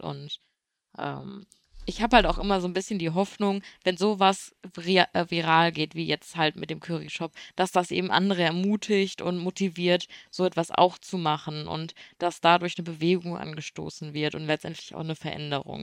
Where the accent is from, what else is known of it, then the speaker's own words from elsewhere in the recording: Germany; bei uns in Deutschland